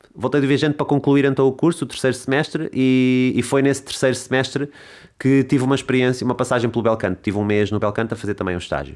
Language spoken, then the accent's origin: Portuguese; Lisbon, Portugal; moved away as an adult; also born or lived in Amadora / London; now in Alcácer do Sal, Portugal; Eu sou de Lisboa, uhum. um, nasci nasci e vivi os primeiros anos da minha vida ali na zona do Alto São João